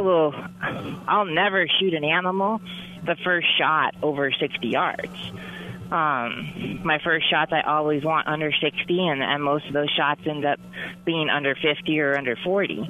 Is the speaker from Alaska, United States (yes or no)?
yes; Alaska, United States; I grew up in Alaska